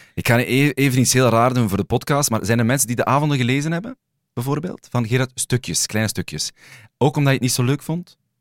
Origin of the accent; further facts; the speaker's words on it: Sint-Niklaas, Flanders, Belgium; in mijn geboortestad, Sint-Niklaas